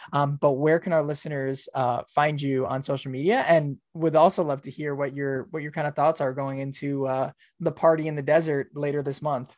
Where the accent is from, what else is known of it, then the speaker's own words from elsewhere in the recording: New York, United States; moved away; I'm from New York too originally